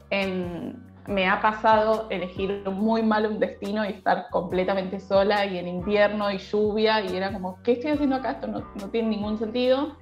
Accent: Buenos Aires, Argentina; de Buenos Aires, Argentina

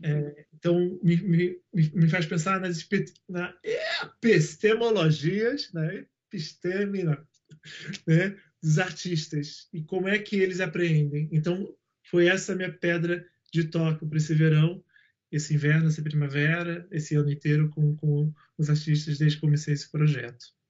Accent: Rio de Janeiro, Brazil; eu sou nascido na Pavuna

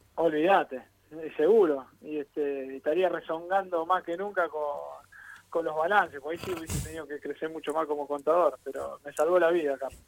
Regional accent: Buenos Aires, Argentina; yo soy del barrio de Caballito

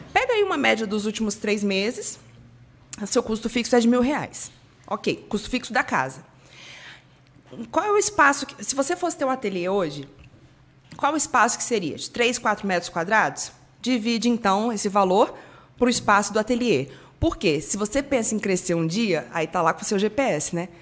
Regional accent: Espírito Santo, Brazil; moved away as an adult; now in Rio de Janeiro, Brazil; Eu sou capixaba, fui morar sozinha no Rio de Janeiro em 2005

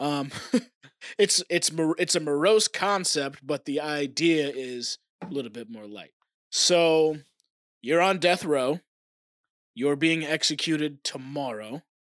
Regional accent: Oklahoma, United States; born or raised there; moved away; also born or lived in Tennessee

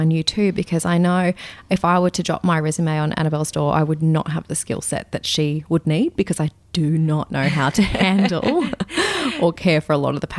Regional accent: Wagga Wagga, New South Wales, Australia; moved away as an adult; also born or lived in Melbourne / Brisbane; now in Atherton Tablelands, Australia; I grew up in Wagga, and then I lived in Melbourne for a bit, and then Brisbane

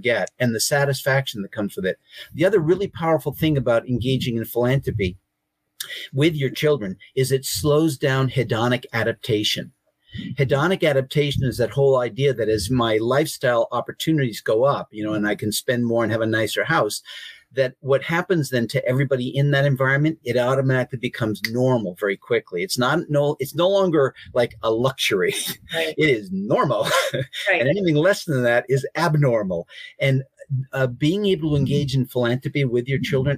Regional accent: Boston, Massachusetts, United States; I'm from Boston.

